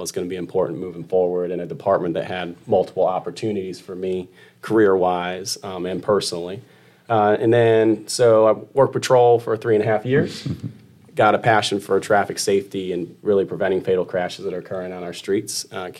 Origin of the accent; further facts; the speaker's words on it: Western New York, United States; moved away as an adult; now in Chesterfield County, Virginia, United States; So I grew up in Western New York. I came down here in 2014. I went to college up there at Fredonia State University.